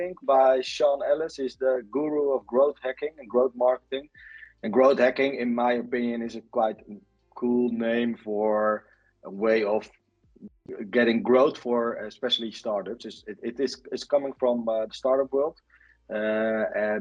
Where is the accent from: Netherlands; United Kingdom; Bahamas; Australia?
Netherlands; I'm from the Netherlands.